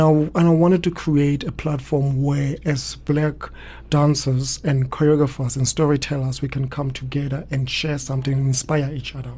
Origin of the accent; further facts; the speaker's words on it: Soweto, Gauteng, South Africa; I was born in Soweto in Orlando East, and I grew up quite close to a hostel